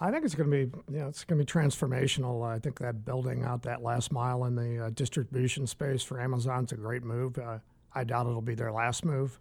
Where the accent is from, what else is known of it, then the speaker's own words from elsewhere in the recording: St. Louis, Missouri, United States; moved away as an adult; now in San Diego, United States; I'm from the Midwest, from St. Louis. I've uh, lived there my whole uh, whole life through about age 50.